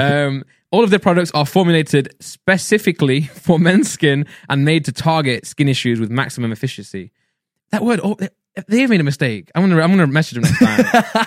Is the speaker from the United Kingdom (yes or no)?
yes; England, United Kingdom; if we're English and British, we'll say healthy